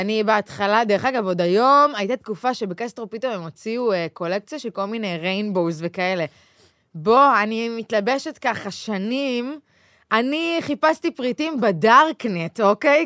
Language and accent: Hebrew; Israel; now in Tel Aviv, Israel; מושבניקית לשעבר